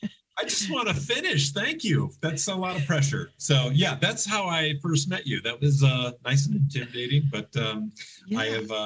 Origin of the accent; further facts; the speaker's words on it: Chicago, Illinois, United States; But I thought I came from Chicago and I was like, you know, yeah, I eat sausage and all the pizzas and the all bears.